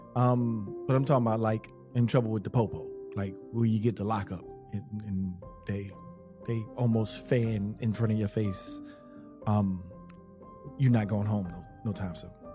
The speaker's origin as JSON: {"language": "English", "town": "Charlotte", "region": "North Carolina", "country": "United States", "tie": "born or raised there", "said": "the block um, that I grew up on in Charlotte, which, by the way, I wasn't born in Charlotte and I didn't move to Charlotte till I was 10"}